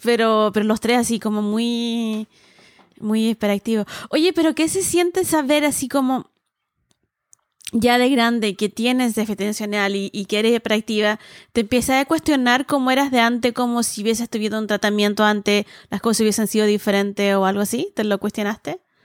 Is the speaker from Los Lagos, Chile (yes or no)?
no; Viña del Mar, Valparaíso, Chile; now in Santiago, Chile; crecí en, más provincia, en Viña